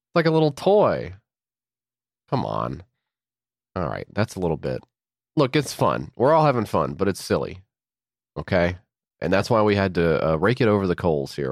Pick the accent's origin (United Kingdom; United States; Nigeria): United States